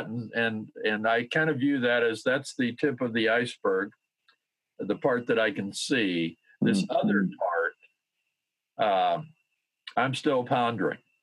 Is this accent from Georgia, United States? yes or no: no; South Dakota, United States; moved away as an adult; we were back in my home state of South Dakota